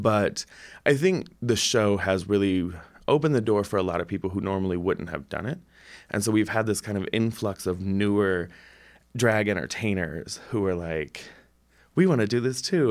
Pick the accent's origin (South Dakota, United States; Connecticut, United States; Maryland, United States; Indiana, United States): Indiana, United States; South Bend; also born or lived in Iowa City; now in Bloomington, United States; I'm from South Bend originally